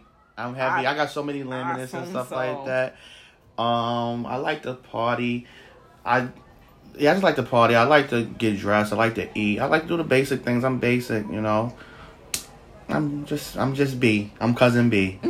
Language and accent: English; New York City, New York, United States; I'm from Harlem. I am a true Harlem individual.